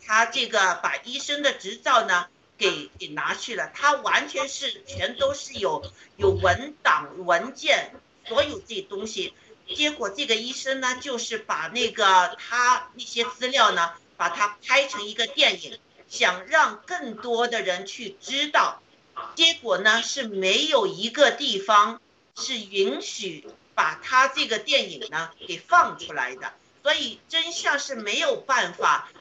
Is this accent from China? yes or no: yes; China; 我们中国人确实经历了这个苦啊